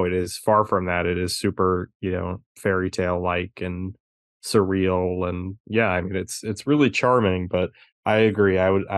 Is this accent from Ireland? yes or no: yes; Ireland; Hey, listen, I'm Irish. I love that movie.